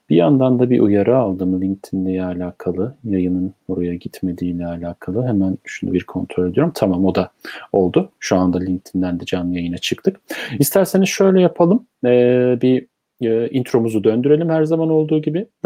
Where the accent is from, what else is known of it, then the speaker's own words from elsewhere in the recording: Istanbul, Turkey; 1957 İstanbul Beşiktaş doğumluyum.